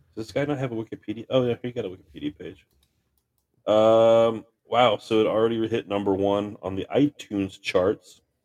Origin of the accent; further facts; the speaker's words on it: Farmington, United States; I grew up in Farmington